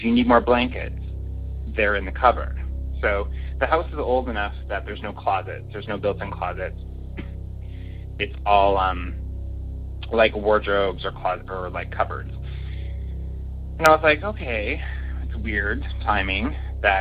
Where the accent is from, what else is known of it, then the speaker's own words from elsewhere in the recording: Saskatchewan, Canada; now in Toronto, Canada; I grew up in a very small town on a farm in a very small town in Saskatchewan, which is our oddly named province here in Canada.